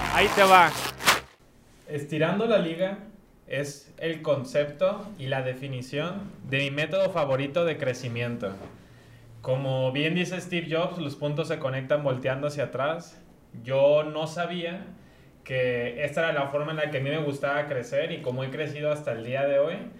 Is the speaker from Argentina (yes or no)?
no; Guadalajara, Jalisco, Mexico; soy un chavo tapatío, 27 años